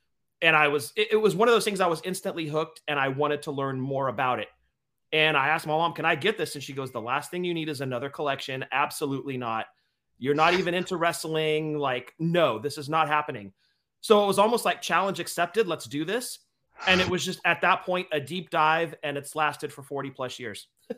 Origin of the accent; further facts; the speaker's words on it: San Leandro, California, United States; also born or lived in Alameda, California; We grew up in San Leandro, California, which is right, it borders Oakland, California, you know, about 15 minutes away from San Francisco. We were there basically our whole lives